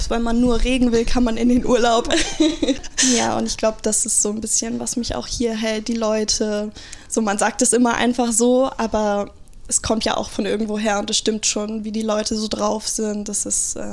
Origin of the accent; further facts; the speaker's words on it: Rendsburg, Schleswig-Holstein, Germany; Ich komme ja aus Rendsburg. Das ist ähm, nicht so weit weg von hier, ungefähr so anderthalb Stunden mit dem Auto.